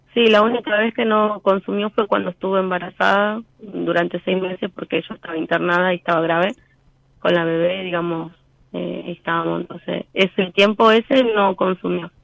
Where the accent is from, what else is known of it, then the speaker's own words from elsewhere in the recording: Rafael Castillo, Buenos Aires Province, Argentina; soy de Rafael Castillo, La Matanza.